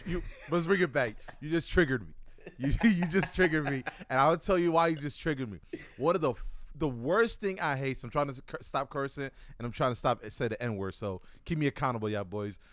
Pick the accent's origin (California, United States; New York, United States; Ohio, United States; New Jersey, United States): New York, United States; Buffalo; born or raised there; now in Oregon, United States